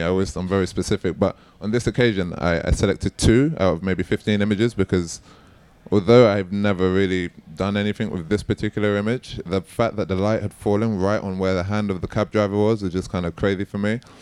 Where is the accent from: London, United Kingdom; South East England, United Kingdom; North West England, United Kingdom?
London, United Kingdom; I'm born and raised in East London